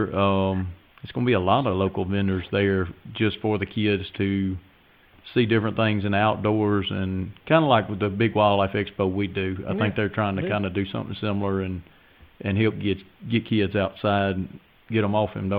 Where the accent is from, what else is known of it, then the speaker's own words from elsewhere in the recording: Liberty, Mississippi, United States; I'm from Liberty, Mississippi.